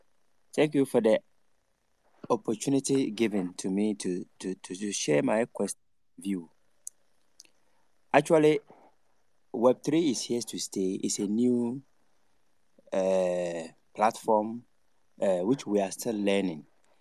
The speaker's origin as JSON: {"language": "English", "country": "Ghana", "said": "I'm from Africa, precisely Ghana"}